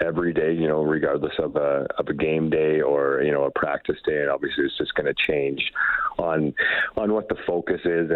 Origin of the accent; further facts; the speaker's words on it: northern Manitoba, Canada; moved away as an adult; also born or lived in Camrose, Alberta; now in Edmonton, Canada; I am from a really small town in northern Manitoba where I grew up and played junior hockey out there